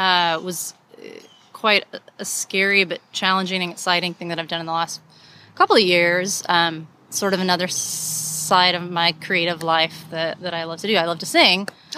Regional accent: Lafayette, Louisiana, United States; now in Austin, United States; I'm originally from Lafayette, Louisiana.

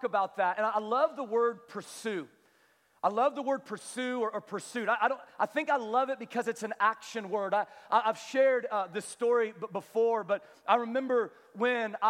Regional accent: Kansas, United States; I was from Kansas

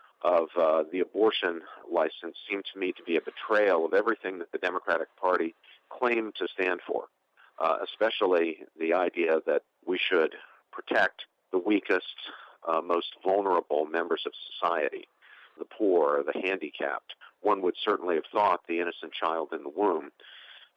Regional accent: West Virginia, United States; moved away; my own native Appalachia. I'm from West Virginia, coal mining country.

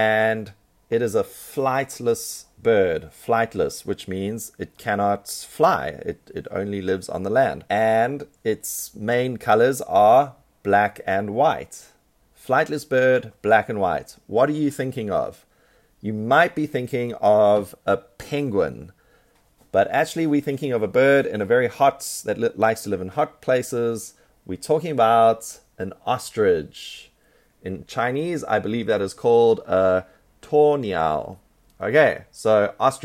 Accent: South Africa; I'm from South Africa, and so there's lots of ostriches in South Africa

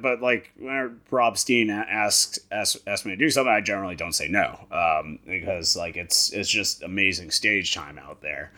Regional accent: Hyannis, Massachusetts, United States; I am from Cape Cod, Massachusetts. I was born in Hyannis

